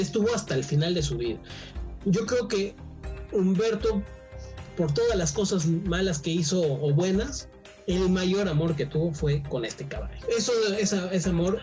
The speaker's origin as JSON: {"language": "Spanish", "country": "Mexico", "said": "somos chaparritos los mexicanos"}